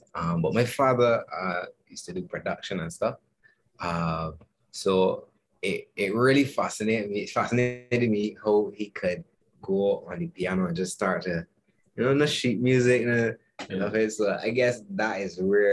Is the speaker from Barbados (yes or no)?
yes; Barbados; I'm a keyboardist from Barbados.